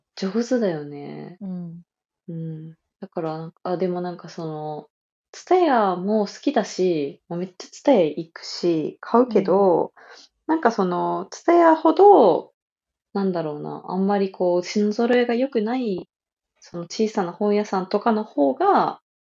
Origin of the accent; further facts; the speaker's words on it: Kyushu, Japan; moved away; 我々の地元九州では